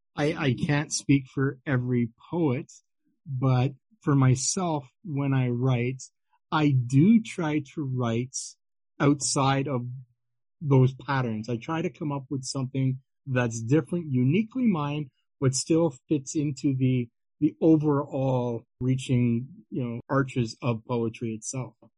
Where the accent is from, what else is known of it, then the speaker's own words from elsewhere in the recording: Ottawa, Ontario, Canada; in my hometown of Ottawa, Ontario, Canada